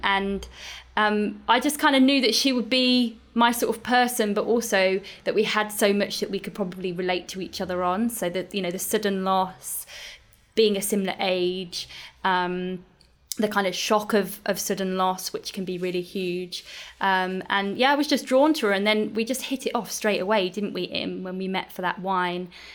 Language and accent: English; United Kingdom; now in Australia; being a Brit and living in Australia